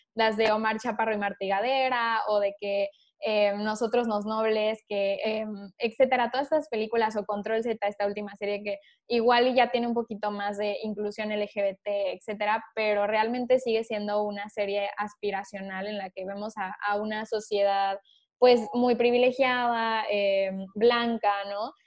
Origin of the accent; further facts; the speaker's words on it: Mexico; somos los mexicanos